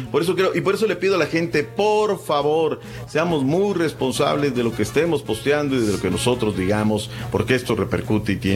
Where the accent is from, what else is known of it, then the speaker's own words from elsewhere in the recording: Mexico; después nosotros como familia mexicana tendremos que meterlo en cuarentena.